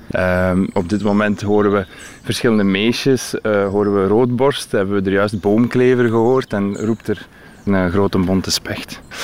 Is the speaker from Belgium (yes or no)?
yes; Kalmthout, Flanders, Belgium; ik afkomstig ben van Kalmt uit, wat het grootste natuurgebied is van eh, de Noorderkipper ongeveer.